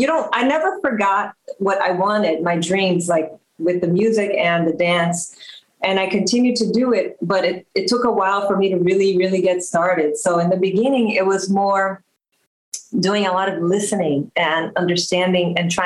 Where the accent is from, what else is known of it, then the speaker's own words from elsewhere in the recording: Rio de Janeiro, Brazil; English is a second language; also born or lived in Belgium; now in United States; Like you said, I'm from Rio de Janeiro, Brazil, and I've been living in the U.S. over 20 years. I was actually born in Belgium, but just by chance, because my dad was working there.